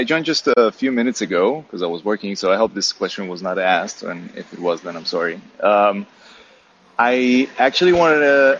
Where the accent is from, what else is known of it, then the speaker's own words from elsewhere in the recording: Israel; now in Berlin, Germany; I'm not American. I'm living in Berlin. I'm coming from Israel, actually.